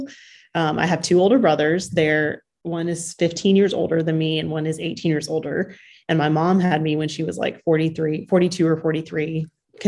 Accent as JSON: {"language": "English", "town": "Huntsville", "region": "Alabama", "country": "United States", "tie": "born or raised there", "also_born_or_lived": "Houston, Texas", "lives_now": "Birmingham, United States", "said": "I am from Alabama. I grew up in Huntsville"}